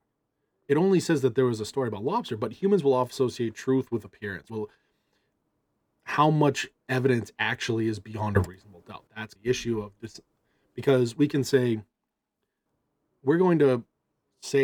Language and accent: English; Massachusetts, United States; I'm always from Massachusetts